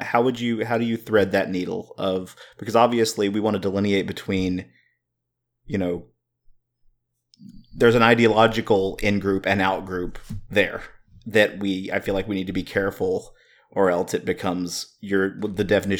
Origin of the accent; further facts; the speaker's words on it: the South, United States; I'm growing up in the South. There's a lot of pockets, there's a lot of communities, a lot of subcultures where that type of stuff is the norm.